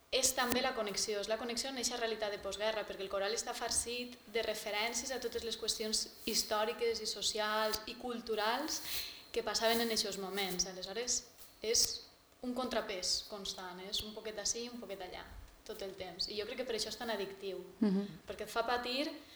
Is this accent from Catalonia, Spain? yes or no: no; Castalla, Valencian Community, Spain; estava en el meu poble, estava en Castalla